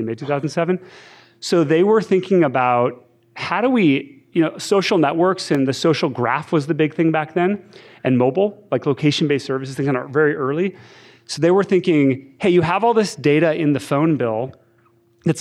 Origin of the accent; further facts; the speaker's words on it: Seattle, Washington, United States; I grew up in Seattle, you know, went to Ingemar, local school, somehow like ended up at Yale